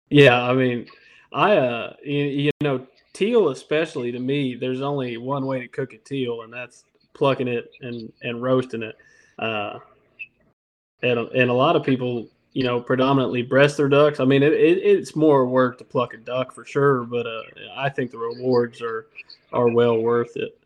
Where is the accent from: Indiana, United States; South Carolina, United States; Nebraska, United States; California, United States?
Indiana, United States; now in Louisiana, United States; I'm from Indiana